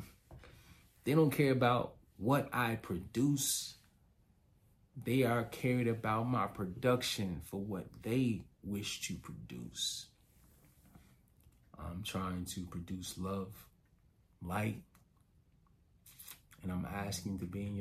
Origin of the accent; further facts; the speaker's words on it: Chicago, Illinois, United States; I'm from Chicago